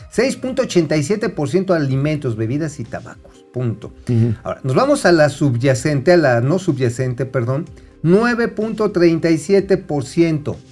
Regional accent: Mexico City, Mexico; o en Azcapolanco, allá en mi tierra de los chintololos

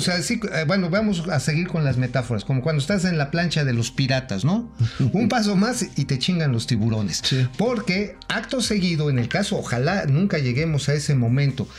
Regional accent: Mexico; como mexicanos

